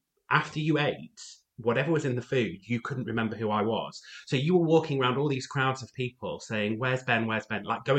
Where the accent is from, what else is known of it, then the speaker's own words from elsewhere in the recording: United Kingdom; I'm British